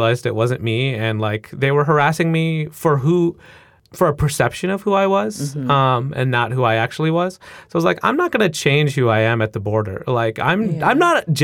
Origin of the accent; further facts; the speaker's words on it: United States; first language English; I'm experiencing as a U.S.-born person who speaks English really well. It's my first language.